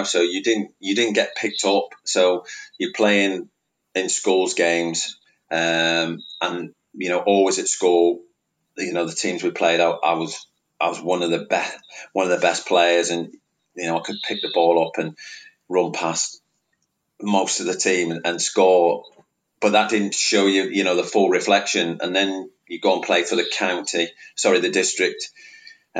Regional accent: Worcester, West Midlands, United Kingdom; born or raised there

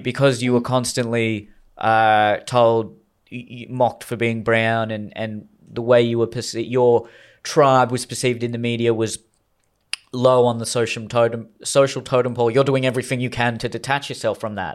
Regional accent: Australia; I was just born in Australia. I was just born to Indian parents.

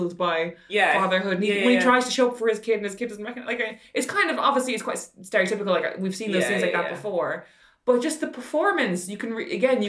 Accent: Ireland; I grew up in Ireland

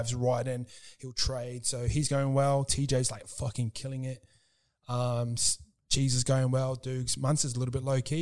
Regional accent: New Zealand; I am Kiwi

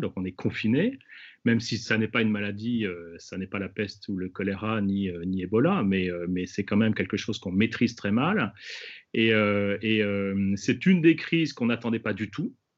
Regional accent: France; chez nous en France

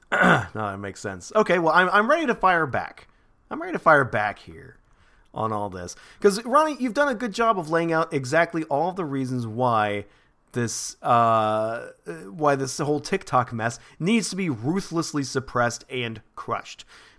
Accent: Alabama, United States; I'm so proud of my home state of Alabama. They have really led the charge.

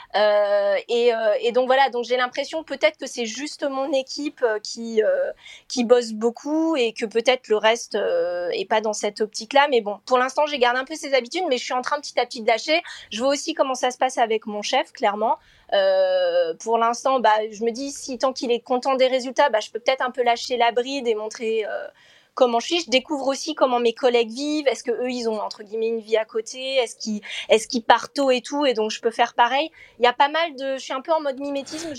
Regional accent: France; moved away as an adult; now in Hamburg, Germany; je suis française

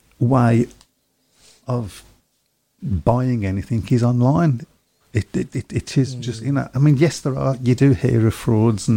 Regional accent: Birmingham, West Midlands, United Kingdom; I'm a Brummie lad

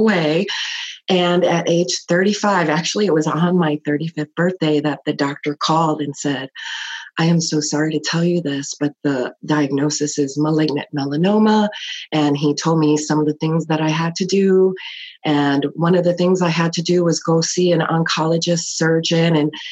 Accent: Chicago, Illinois, United States; I grew up in Chicago

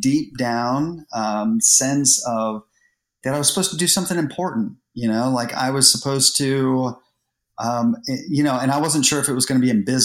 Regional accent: Columbus, Ohio, United States; we moved to Columbus when I was maybe like 10 years old or 8 years old

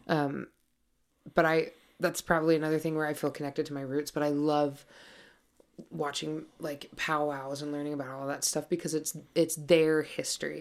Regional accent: Montana, United States; I'm from Montana. I grew up horseback riding.

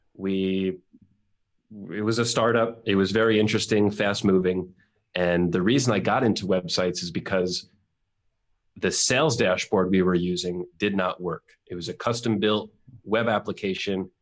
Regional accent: New York, United States; moved away as an adult; now in Mexico; I am born and bred in New York. Grew up there my whole life

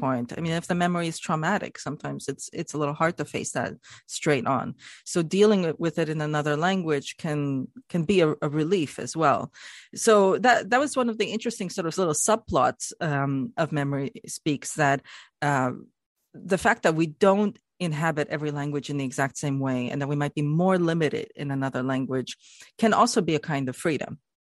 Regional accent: Canada; as a Canadian myself

